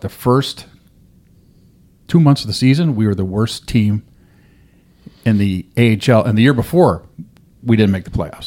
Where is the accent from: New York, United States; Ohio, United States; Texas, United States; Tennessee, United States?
New York, United States; Rochester; now in Dothan, United States; that was my hometown team. I grew up there